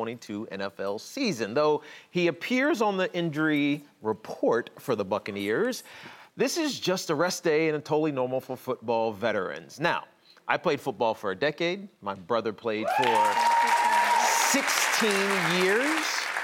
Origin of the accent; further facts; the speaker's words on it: Virginia, United States; moved away as an adult; also born or lived in New York City; Well, so I'm from the South. I'm from Virginia. So coming to New York was culture shock.